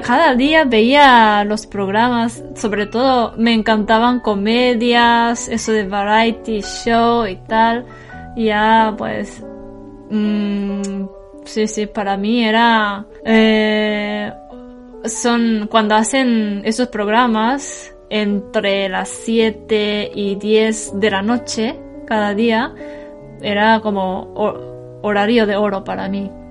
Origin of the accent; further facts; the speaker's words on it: Tokyo, Japan; moved away as an adult; also born or lived in Kumamoto; yo la mayoría de mi vida hasta ahora he vivido en Tokio